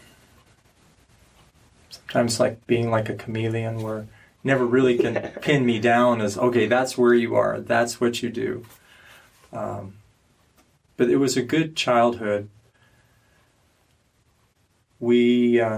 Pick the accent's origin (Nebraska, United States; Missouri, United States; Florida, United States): Nebraska, United States; Omaha; moved away; I grew up not here. I grew up in Nebraska